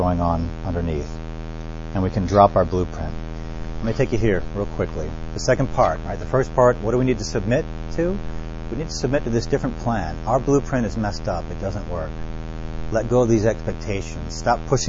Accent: New Orleans, Louisiana, United States; I grew up in New Orleans

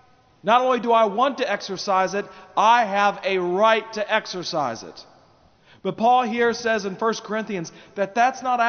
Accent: United States; as American citizens in the 21st century

